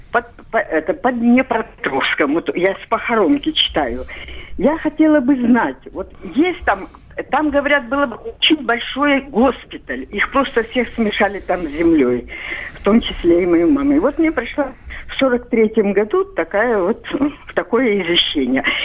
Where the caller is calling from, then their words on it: Rostov-on-Don, Rostov Oblast, Russia; Я звоню из Ростова-на-Дону.